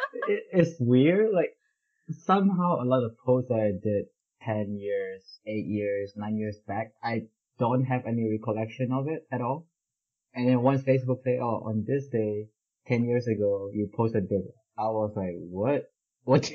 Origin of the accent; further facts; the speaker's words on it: Indonesia; moved away; growing up in Indonesia back then